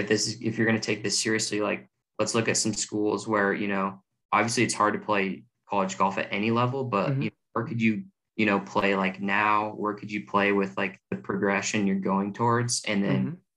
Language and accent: English; Denver, Colorado, United States; I'm from Denver, Colorado. Mm-hmm. Born and raised there. I moved there when I was five.